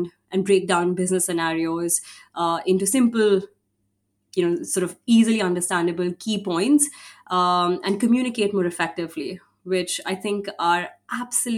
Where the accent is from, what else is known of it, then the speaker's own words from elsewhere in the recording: India; I come from India